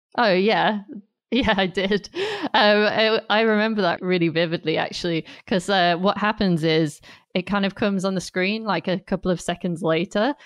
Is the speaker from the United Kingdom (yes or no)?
yes; Durham, North East England, United Kingdom; moved away as an adult; also born or lived in Staffordshire; now in London, United Kingdom; I'm originally from Durham, which is in the northeast of England, and I live in London now